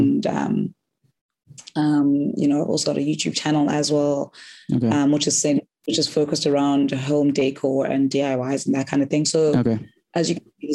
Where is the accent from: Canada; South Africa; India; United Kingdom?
South Africa; Eastern Cape; now in Cape Town, South Africa; I'm originally from the Eastern Cape